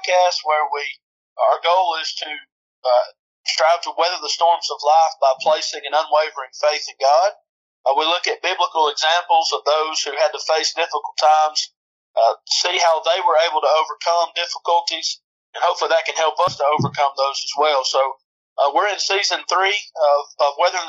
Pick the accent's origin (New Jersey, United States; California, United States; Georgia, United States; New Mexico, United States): Georgia, United States; Adairsville; moved away as an adult; also born or lived in Henderson, Tennessee / Memphis, Tennessee; I'm originally from Adairsville, Georgia, which is northwest Georgia